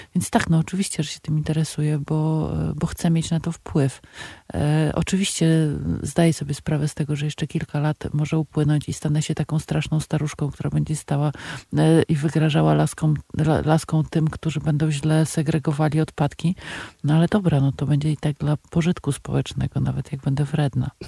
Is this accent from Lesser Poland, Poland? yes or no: no; Warsaw, Masovian Voivodeship, Poland; Ja się wychowałam na targówku